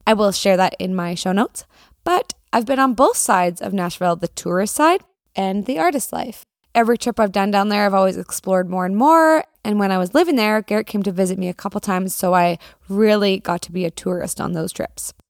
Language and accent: English; Canada; As a Canadian